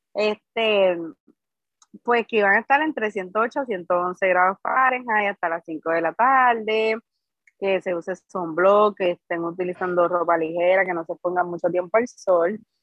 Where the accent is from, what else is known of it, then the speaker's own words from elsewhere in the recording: Guaynabo, Puerto Rico; Yo soy del municipio de Guaynabo